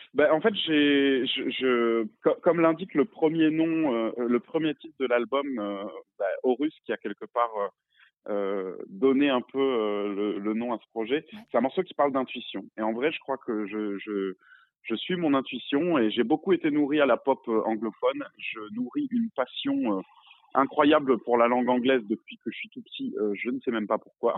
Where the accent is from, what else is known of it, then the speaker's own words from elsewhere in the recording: Réunion; moi j'ai grandi à La Réunion, je suis réunionnais